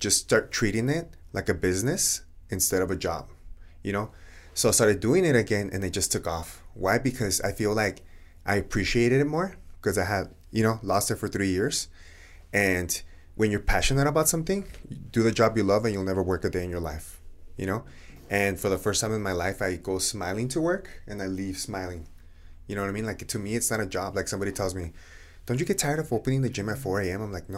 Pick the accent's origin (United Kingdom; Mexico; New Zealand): Mexico; Ciudad Juárez, Chihuahua; also born or lived in El Paso; I grew up in Juarez, 18 years, but I went to school here in El Paso almost all my life after third grade.